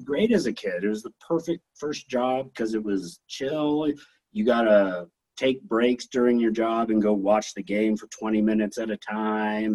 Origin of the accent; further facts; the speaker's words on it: Hanna, Wyoming, United States; also born or lived in Laramie, Wyoming; for grade school era, like uh, first through sixth grade, I lived up in Hanna, Wyoming.